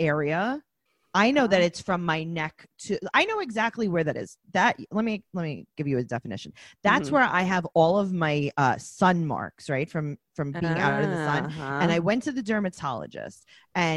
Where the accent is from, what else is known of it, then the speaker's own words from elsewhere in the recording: New York City, New York, United States; my official hometown is Forest Hills, New York